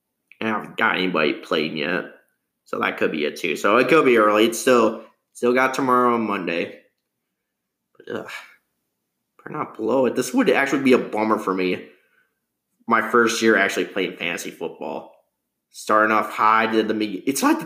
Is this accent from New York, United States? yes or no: yes; New York, United States; Hey, buddy, I'm from New York.